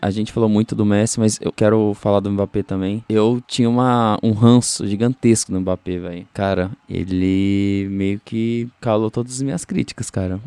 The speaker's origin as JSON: {"language": "Portuguese", "country": "Brazil", "said": "como brasileiro"}